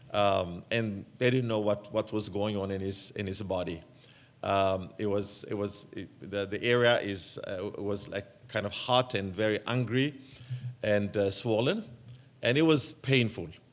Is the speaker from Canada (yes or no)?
no; Ethiopia; moved away; also born or lived in Eritrea; I am originally from Eritrea, but I was born and raised up in Ethiopia.